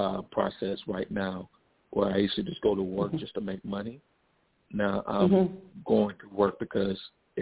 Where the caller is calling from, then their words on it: Chicago, Illinois, United States; I'm calling from Chicago.